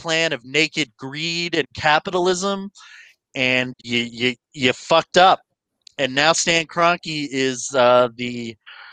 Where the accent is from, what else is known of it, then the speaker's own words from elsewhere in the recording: United States; We're American. We're good Americans